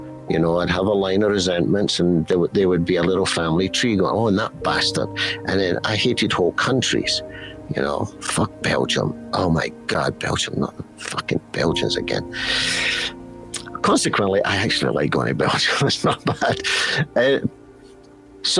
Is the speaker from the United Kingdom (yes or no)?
yes; Scotland, United Kingdom; I'm Scottish